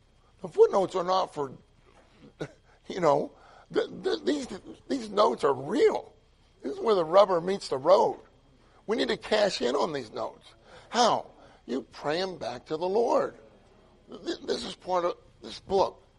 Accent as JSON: {"language": "English", "town": "Pittsburgh", "region": "Pennsylvania", "country": "United States", "tie": "born or raised there", "moved": "yes", "said": "I grew up in Pittsburgh"}